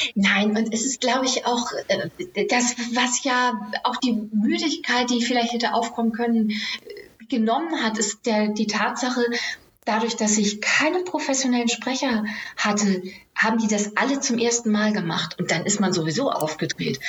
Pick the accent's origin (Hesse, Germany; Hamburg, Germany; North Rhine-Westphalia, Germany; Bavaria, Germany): Hamburg, Germany; gebürtige Hamburgerin.